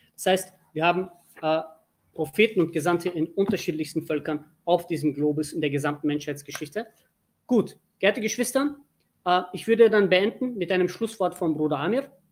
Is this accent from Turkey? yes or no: yes; Turkey; Ich bin Türke